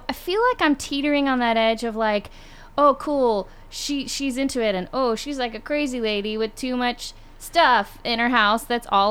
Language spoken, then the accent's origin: English; Boulder, Colorado, United States; now in Los Angeles, United States; I live here in Los Angeles. I'm originally from Boulder, Colorado.